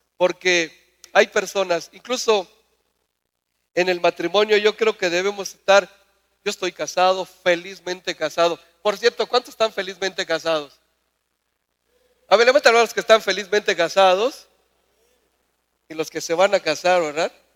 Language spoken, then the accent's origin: Spanish; Mérida, Yucatán, Mexico; moved away; Yo vengo de Mérida, vengo de un lugar, una tierra lejana y me siento muy bendecido de ser yucateco